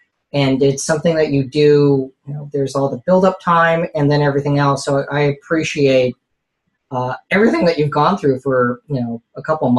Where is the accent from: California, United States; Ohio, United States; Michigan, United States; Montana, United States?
California, United States; South Bay, Bay Area; I grew up here in the Bay Area, in the South Bay specifically, in the shadow of Moffett Field